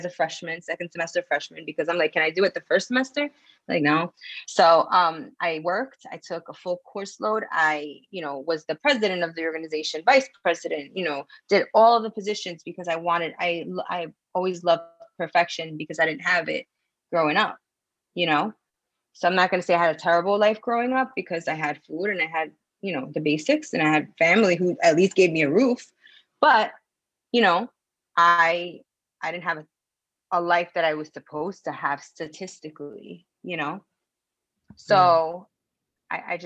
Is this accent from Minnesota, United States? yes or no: no; New York City, New York, United States; moved away; also born or lived in Florida; I'm from New York City, by the way, originally in Washington Heights.